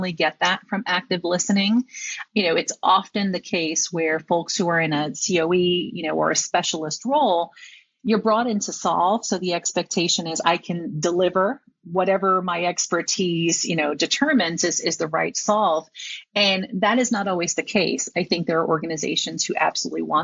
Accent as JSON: {"language": "English", "town": "New York City", "region": "New York", "country": "United States", "said": "I am a New Yorker. My parents were born in New York, but we hail from Puerto Rico."}